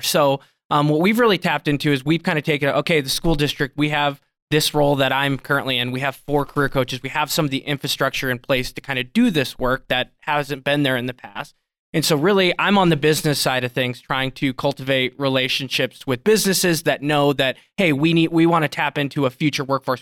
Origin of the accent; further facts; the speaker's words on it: South Dakota, United States; now in Billings, United States; I grew up in South Dakota